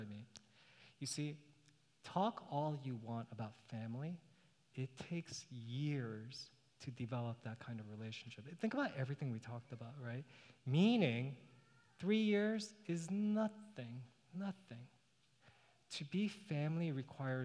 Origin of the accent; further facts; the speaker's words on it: New York City, New York, United States; now in Northern Virginia, United States; I grew up in New York City.